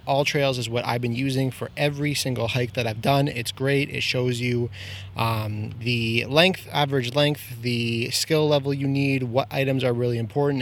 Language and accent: English; Markham, Ontario, Canada; I'm from Markham too